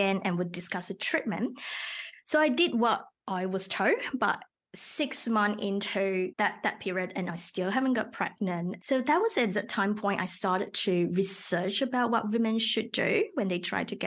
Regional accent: Malaysia; first language Mandarin; English is a second language; moved away as an adult; also born or lived in Melbourne, Australia / Sydney, Australia; now in Australia; I originally from Malaysia

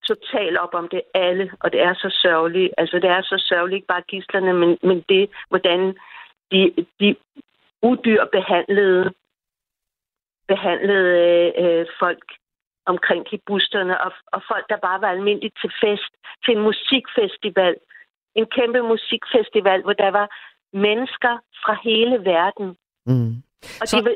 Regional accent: Denmark; moved away as an adult; now in Israel; jeg er dansker, og jeg følger med i alle danske nyheder

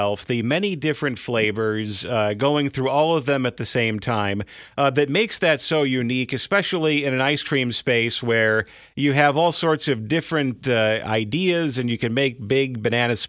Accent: Chicago, Illinois, United States; I grew up in Beverly. My parents still live there.

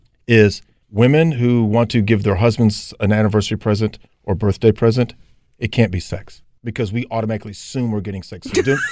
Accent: Gastonia, North Carolina, United States; I sort of grew up in the Gastonia County. I can sort of say that. Like, you talk about your background. I'm from Gastonia.

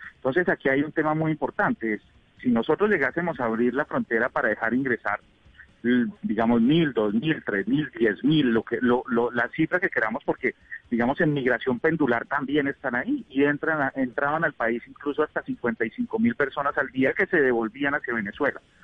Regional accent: Colombia; los colombianos cuando nos tildaban de narcotraficantes y ladrones

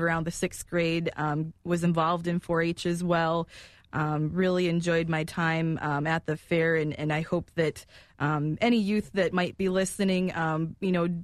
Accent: Marathon County, Wisconsin, United States; Growing up in Marathon County

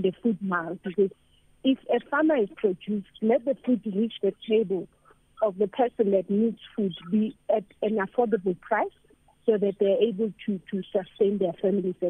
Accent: Johannesburg, Gauteng, South Africa; I grew up in Orlando

